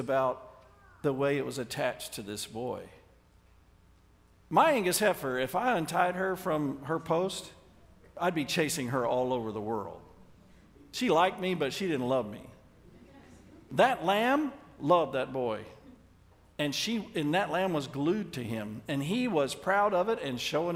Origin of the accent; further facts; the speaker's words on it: Dallas, Texas, United States; I grew up in the Dallas area